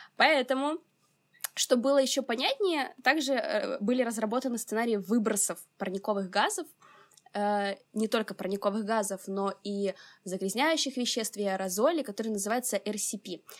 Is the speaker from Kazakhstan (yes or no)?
no; Odesa, Odesa Oblast, Ukraine; мне 22, я из Одессы